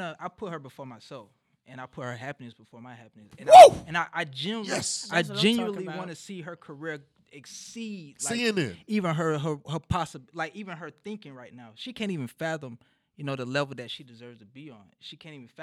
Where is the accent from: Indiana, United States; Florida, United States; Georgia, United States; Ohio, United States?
Florida, United States; Jacksonville; I got both sides of my family here in Jacksonville. I'm born and raised here